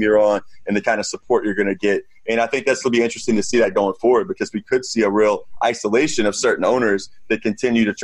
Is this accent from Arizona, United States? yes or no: no; Jacksonville, Florida, United States; also born or lived in Washington, D.C.; now in New York City, United States; I'm from Jacksonville, Florida originally